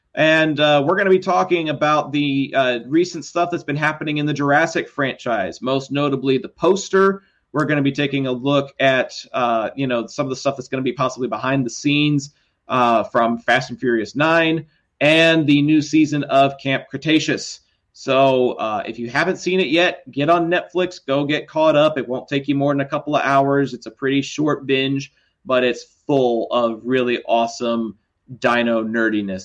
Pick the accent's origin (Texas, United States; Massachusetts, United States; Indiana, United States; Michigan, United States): Texas, United States; I'm from Texas